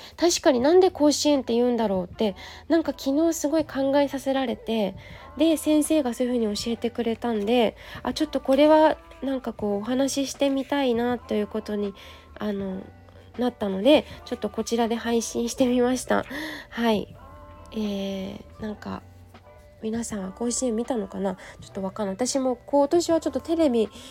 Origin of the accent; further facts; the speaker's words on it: Yokohama, Kanagawa, Japan; 地元の横浜高校